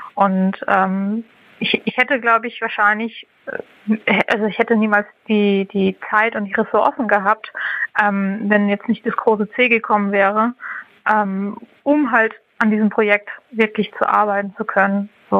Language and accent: German; Hamburg, Germany; ich bin 31 Jahre alt und ich komme aus Hamburg.